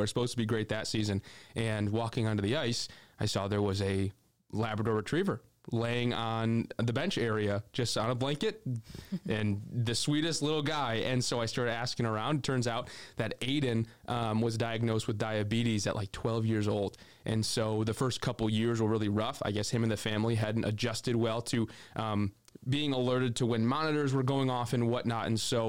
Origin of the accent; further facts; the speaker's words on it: Midwest, United States; I'm from the Midwest. We're kind of outliers in the community a little bit